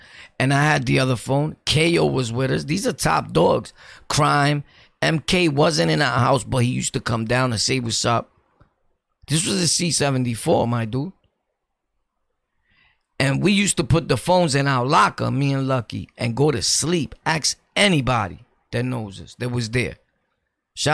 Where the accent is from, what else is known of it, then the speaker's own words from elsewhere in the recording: New York City, New York, United States; I'm from Brooklyn, born and raised, and I've ran through everywhere in Brooklyn